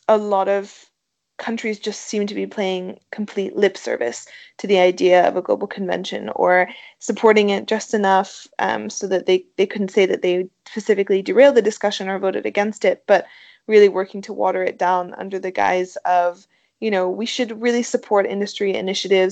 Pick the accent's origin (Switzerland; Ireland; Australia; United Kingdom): Switzerland; moved away as an adult; I grew up in Switzerland where we have a lot of mountains